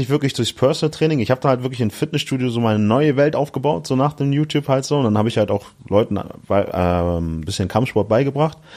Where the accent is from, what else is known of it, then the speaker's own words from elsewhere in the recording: Hamburg, Germany; In Hamburg, ja, genau.